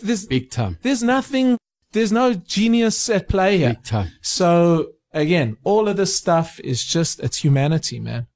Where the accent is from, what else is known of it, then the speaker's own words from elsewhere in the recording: South Africa; as a South African in 2019